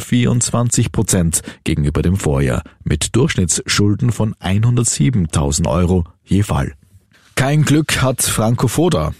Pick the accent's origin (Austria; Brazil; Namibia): Austria; bei uns in Österreich